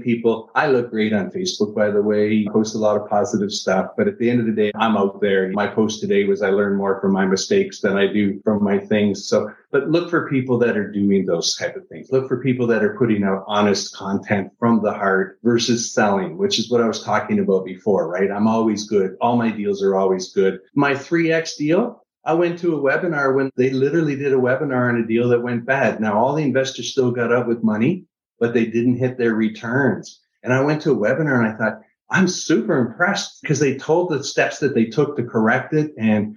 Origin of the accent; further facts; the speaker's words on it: Niagara Falls, Ontario, Canada; now in United States; I'm from Niagara Falls, Canada. It's originally Canadian, moved to the US.